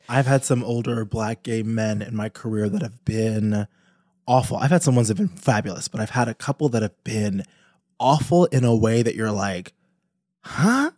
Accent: New York, United States; I'm from New York

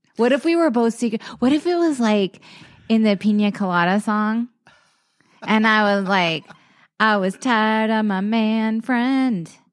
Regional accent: Lowcountry, South Carolina, United States; moved away; also born or lived in Dallas, Texas; I grew up in the Low Country

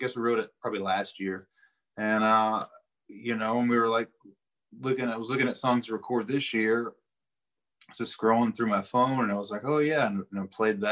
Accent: Eastern Kentucky, United States; growing up in Eastern Kentucky

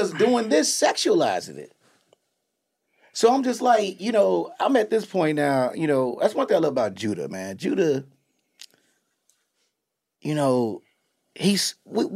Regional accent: Chicago, Illinois, United States; growing up in Chicago

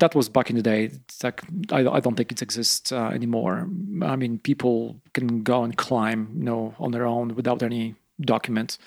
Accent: eastern Poland, Poland; English is a second language; moved away as an adult; now in Rifle, United States; I'm from eastern Poland, like smaller, smaller city.

